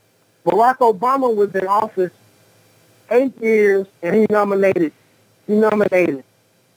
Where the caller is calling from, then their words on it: San Antonio, Texas, United States; Enemy Nation, San Antonio.